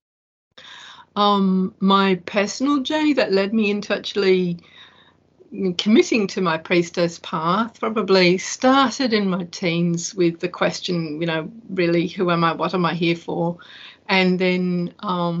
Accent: Perth, Western Australia, Australia; I was born in Perth, Western Australia, where I still live.

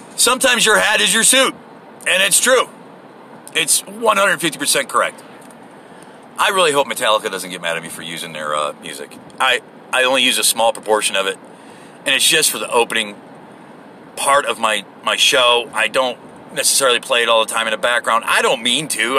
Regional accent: United States; I am American

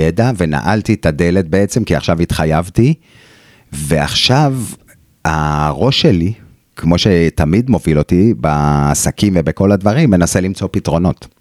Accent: Israel; moved away; also born or lived in Australia; אנחנו הישראלים הדעתנים והווכחנים

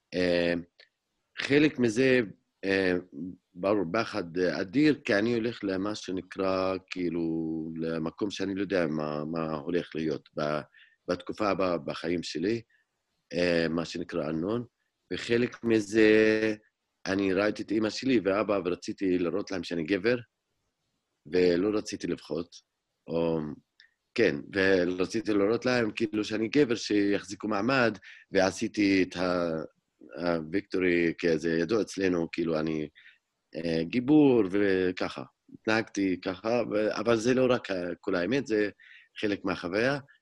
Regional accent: Hizma, Palestine; Hebrew is a second language; אני נולדתי וגדלתי באזור ירושלים, דווקא בכפר חזמה, שזה היום מעבר לגדר ההפרדה.

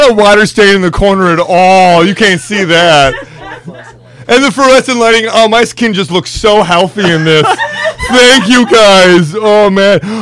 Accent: just outside of Green Bay, Wisconsin, United States; I grew up just outside of Green Bay

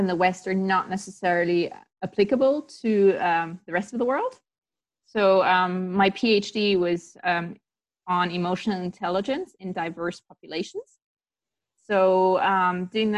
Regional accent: Tanzania; I grew up in Tanzania and I did the international baccalaureate there

